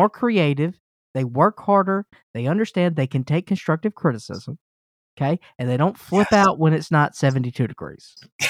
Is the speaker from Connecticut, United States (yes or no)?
no; Mississippi, United States; moved away; I'm from the South originally. I'm from Mississippi.